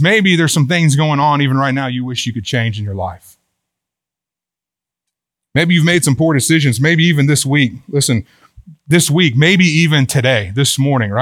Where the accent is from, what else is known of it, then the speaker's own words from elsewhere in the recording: Houston, Texas, United States; also born or lived in Oklahoma / Brownwood, Texas; now in Boerne, United States; I grew up in Houston, and so I'm Texan